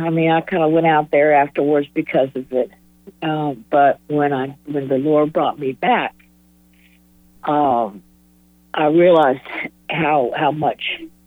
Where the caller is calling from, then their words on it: Raleigh, North Carolina, United States; I'm calling from Raleigh